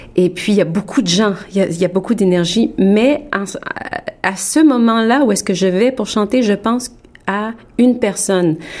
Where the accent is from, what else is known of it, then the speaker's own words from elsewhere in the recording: Montreal, Quebec, Canada; moved away as an adult; also born or lived in France; now in Toronto, Canada; j'ai grandi à Montréal